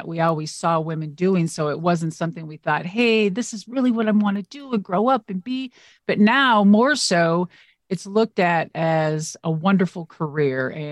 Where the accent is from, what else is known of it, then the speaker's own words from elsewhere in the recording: United States; I'm American